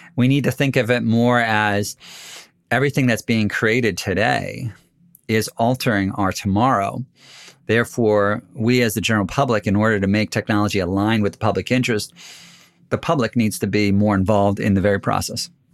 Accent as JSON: {"language": "English", "country": "United States", "said": "as an American"}